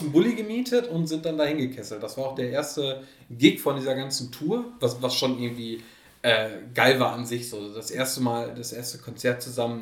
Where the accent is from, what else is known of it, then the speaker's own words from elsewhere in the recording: Oelde, North Rhine-Westphalia, Germany; in der Alten Post in Oelde, in meiner Heimatstadt